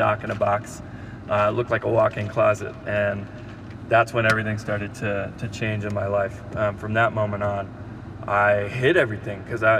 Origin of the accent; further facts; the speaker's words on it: San Antonio, Texas, United States; also born or lived in Arizona / Dallas; I grew up in San Antonio, Texas